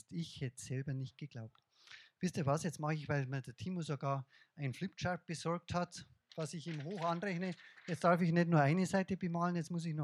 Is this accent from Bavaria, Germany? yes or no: yes; Bavaria, Germany; accent: Bavarian; Jetzt kommt mein bayerischer Dialekt durch.